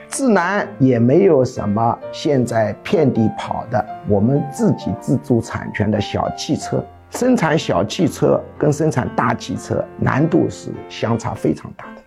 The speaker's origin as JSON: {"language": "Chinese", "country": "China", "said": "我们中国人"}